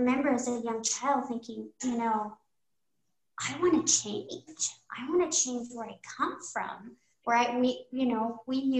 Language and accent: English; American Fork, Utah, United States; also born or lived in Texas; we grew up in a very small town and everybody looked like me. Everybody was Mexican-American